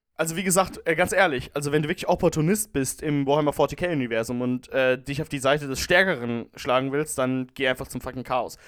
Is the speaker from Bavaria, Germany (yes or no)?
no; Rhineland-Palatinate, Germany; als Pfälzer